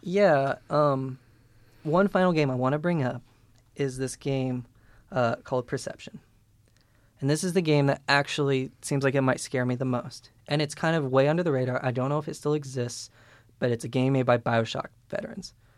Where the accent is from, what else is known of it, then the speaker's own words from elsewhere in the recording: Peru, Indiana, United States; We're both from Peru, Indiana, which is clown capital